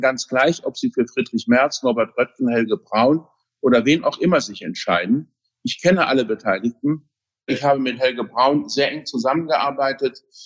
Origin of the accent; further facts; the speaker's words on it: Saarland, Germany; also born or lived in Berlin; meiner Heimat im Saarland, wo ich wohne